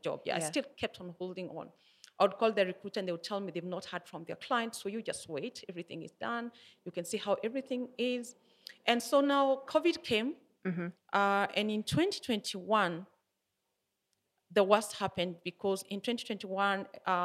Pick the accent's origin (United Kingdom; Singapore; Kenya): Kenya; Nyeri, Nyeri County; now in Nairobi, Kenya; It was in my hometown. I come from Nyeri.